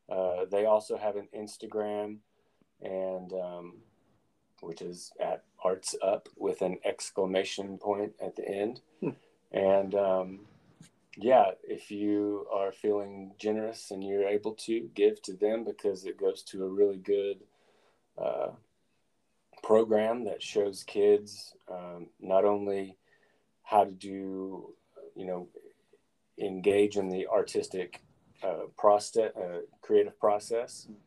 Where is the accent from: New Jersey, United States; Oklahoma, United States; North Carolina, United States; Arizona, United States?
Oklahoma, United States; McAlester; moved away as an adult; now in Oklahoma City, United States; I am in Oklahoma City. I'm from McAllister